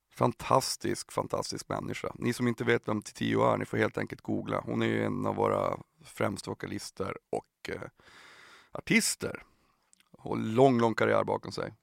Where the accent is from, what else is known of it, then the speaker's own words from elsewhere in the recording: Piteå, Norrbotten County, Sweden; jag är från Piteå från början